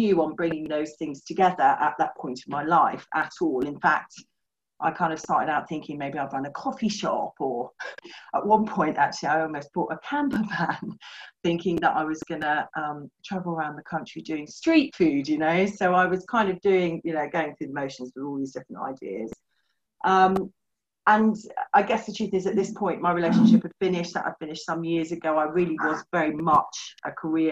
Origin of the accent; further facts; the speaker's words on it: West Country, South West England, United Kingdom; moved away as an adult; also born or lived in London / Norfolk; now in Suffolk, United Kingdom; We're both from the West Country